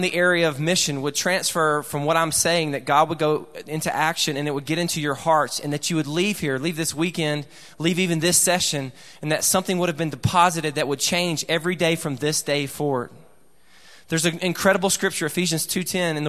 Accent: Alabama, United States; I'm from Alabama.

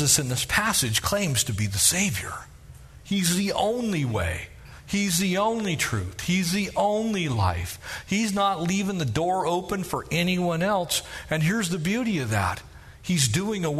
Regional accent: United States; I'm an American citizen. That is who I am

